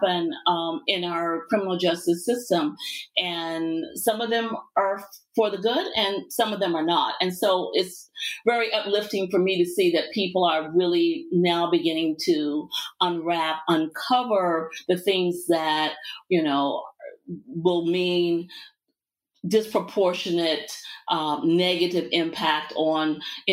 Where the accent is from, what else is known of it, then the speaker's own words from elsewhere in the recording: Virginia, United States; also born or lived in Richmond, Virginia; I'm from the South. I'm from Virginia. I spent a lot of time in Richmond, Virginia